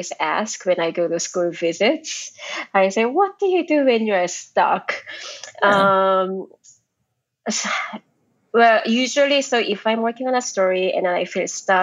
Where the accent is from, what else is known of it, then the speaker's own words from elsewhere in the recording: South Korea; moved away; I grew up in Korea